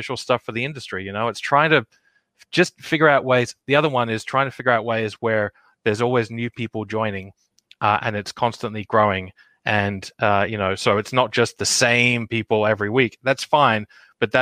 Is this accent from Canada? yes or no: no; Australia; now in United States; an Australian living over here in America